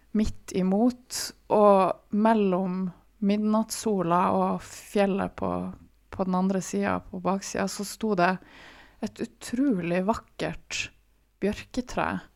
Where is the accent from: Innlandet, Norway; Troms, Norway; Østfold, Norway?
Troms, Norway; Tromsø; jeg er fra Tromsø, og her i Tromsø